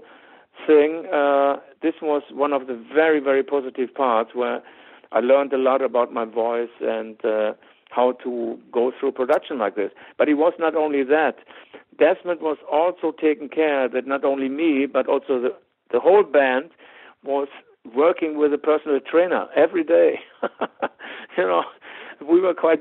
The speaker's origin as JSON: {"language": "English", "country": "Germany", "accent": "German", "second_language": "English", "said": "I have a German accent"}